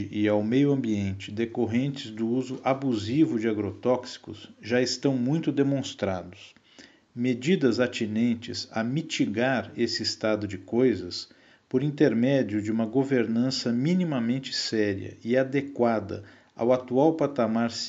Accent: São Paulo, Brazil; nasci em São Paulo no ano de 1977

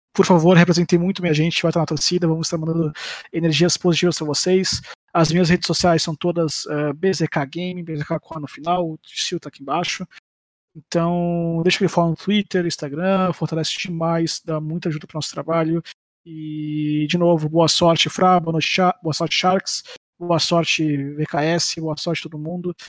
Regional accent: Brazil; eu sou brasileiro

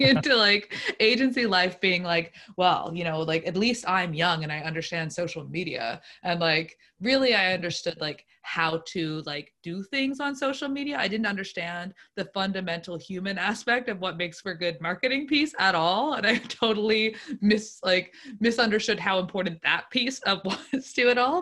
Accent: Lunenburg, Nova Scotia, Canada; I grew up in the South Shore, um, Lunenburg specifically.

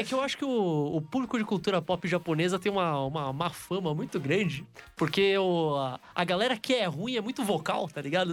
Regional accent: São Paulo, Brazil; Nós somos de São Paulo

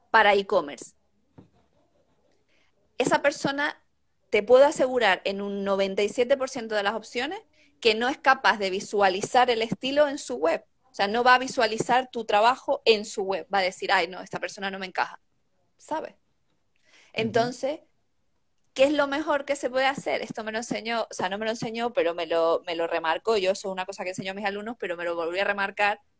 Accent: Tenerife, Canary Islands, Spain; moved away as an adult; now in Madrid, Spain; yo soy de Canarias, yo soy de Tenerife.

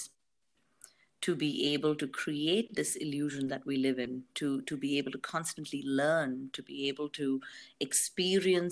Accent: India; And I come from India

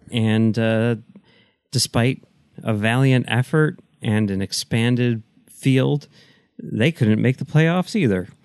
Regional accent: Chicago, Illinois, United States; I grew up in Chicago

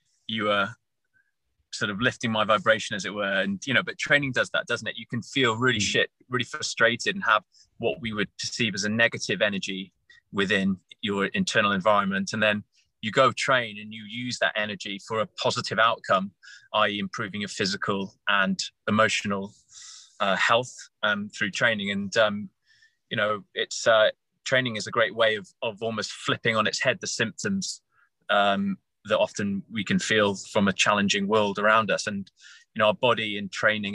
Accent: Wales, United Kingdom; also born or lived in Bermuda / London; now in Hampshire, United Kingdom; I'm a Welshman originally

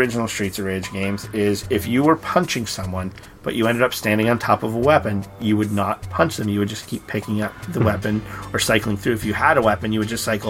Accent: Canada; I'm Canadian

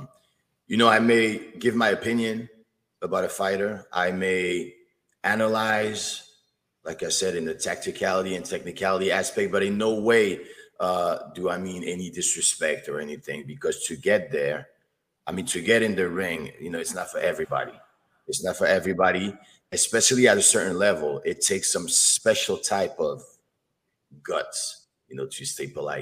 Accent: Paris, Île-de-France, France; also born or lived in Bronx, New York; now in New York, United States; from the Bronx, New York, originally from Paris, France

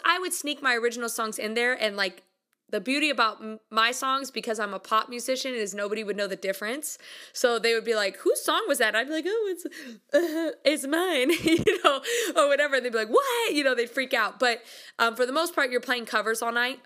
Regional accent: United States; I'm from America

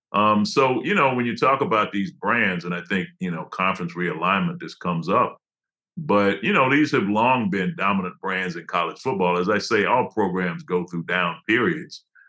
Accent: Detroit, Michigan, United States; moved away; also born or lived in Iowa City; I'm from Detroit

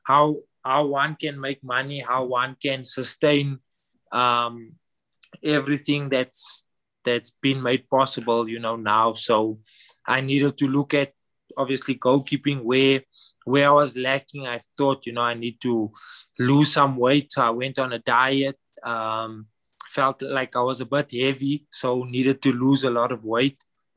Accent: Johannesburg, Gauteng, South Africa; I grew up south of Johannesburg in an area called Annandale.

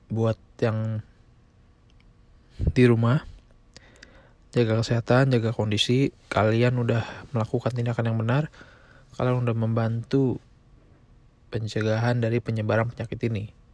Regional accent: Indonesia; now in United States; Di negara asal gue di Indonesia itu udah kurang lebih 5 ribu.

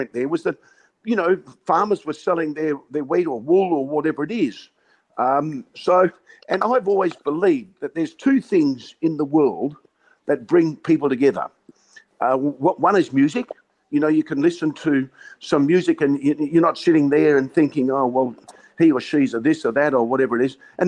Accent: Western Australia, Australia; Western Australia getting screwed. You know, we've got the best stadium in the world

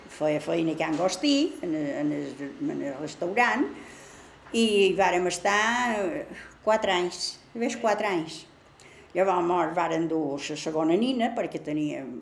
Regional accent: Manacor, Balearic Islands, Spain; vàrem néixer totes a Sant Fortesa, són quatre germanes i un germà, vaig viure a Sant Fortesa fins que mos casaren

